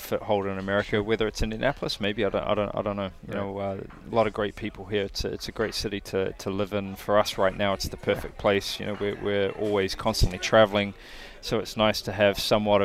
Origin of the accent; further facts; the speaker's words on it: New Zealand; now in United States; I'm from New Zealand